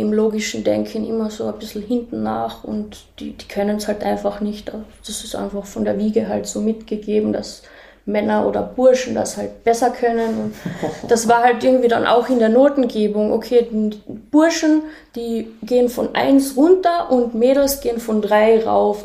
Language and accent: German; a small village near Völkermarkt, Carinthia, Austria; moved away; also born or lived in Klagenfurt / South Africa; ich bin in Klagenfurt geboren und aufgewachsen in einem kleinen Dorf in der Nähe vom Völkermarkt